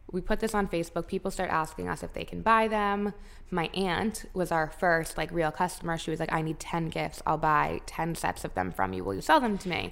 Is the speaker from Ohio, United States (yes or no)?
no; Palm Beach, Florida, United States; We grew up in Palm Beach